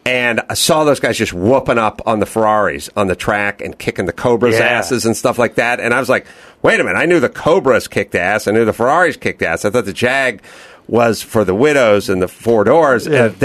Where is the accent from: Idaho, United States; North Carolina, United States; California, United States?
California, United States; Los Angeles; So, I grew up out here in North Hollywood and, you know, in the 80s and everything.